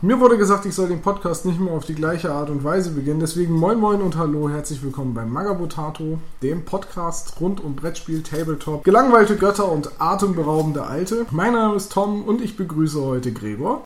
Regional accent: Northern Germany, Germany; als Norddeutsche

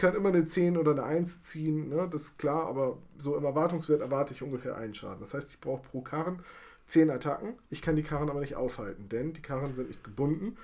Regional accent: Bremen, Germany; ich habe hier in meiner Heimatstadt in Bremen eine sehr aktive Guild Boy community

